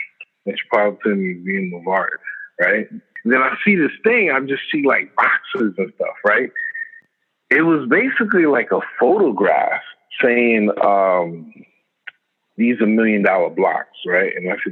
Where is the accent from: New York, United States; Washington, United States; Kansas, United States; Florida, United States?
New York, United States; Brownsville; So I'm like from Brownsville housing. And just growing up, honestly